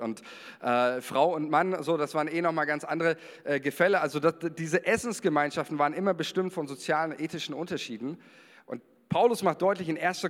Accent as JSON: {"language": "German", "country": "Germany", "also_born_or_lived": "Israel", "said": "als Deutscher"}